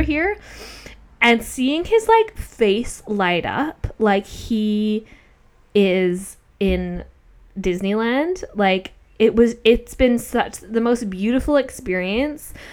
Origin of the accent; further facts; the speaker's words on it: Australia; Like we're Australian, but I feel more connection to Australia